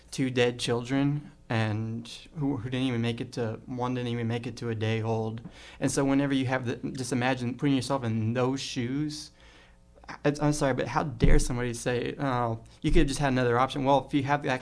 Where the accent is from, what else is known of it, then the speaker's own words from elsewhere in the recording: Compton, California, United States; I grew up in Compton, California.